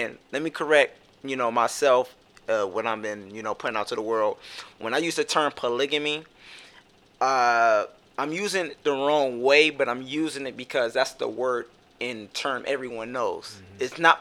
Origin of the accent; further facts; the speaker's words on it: Youngstown, Ohio, United States; I'm 27 from Youngstown, Ohio